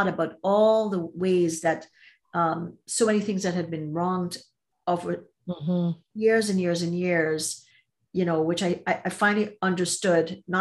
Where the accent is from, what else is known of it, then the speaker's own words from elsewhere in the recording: Trinidad & Tobago; moved away as an adult; also born or lived in Toronto, Canada; I'm from Trinidad and Tobago and grew up there, came to go to school